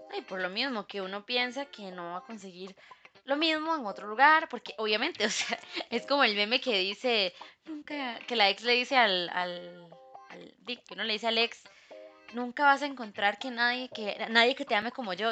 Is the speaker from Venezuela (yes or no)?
no; Costa Rica; como buenos ticos